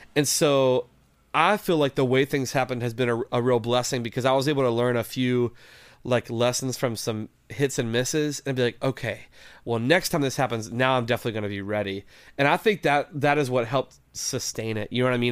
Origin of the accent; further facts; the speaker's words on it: West Virginia, United States; moved away as an adult; also born or lived in Detroit area, Michigan; now in Detroit, United States; I'm from West Virginia originally. So I grew up in the Mountain State, uh, in West Virginia